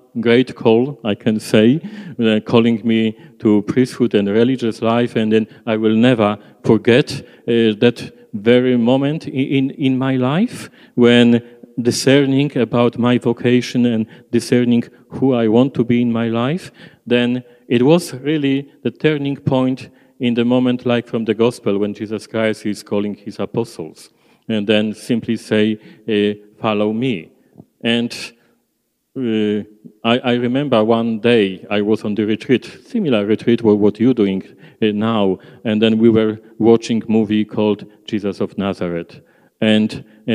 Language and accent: English; Poland; English is a second language; moved away as an adult; now in Australia; I prefer to stay in Poland.